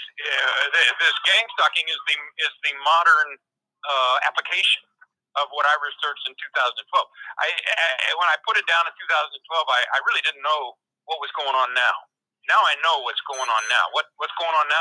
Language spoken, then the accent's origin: English; Crestone, Colorado, United States; my hometown, Crestone Baca, Colorado